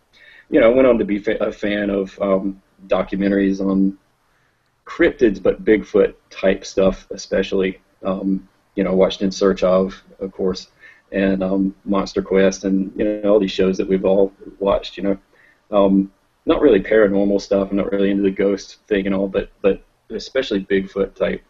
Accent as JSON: {"language": "English", "area": "the South", "region": "Southern United States", "country": "United States", "accent": "Southern", "lives_now": "Charleston, United States", "said": "My Southern accent"}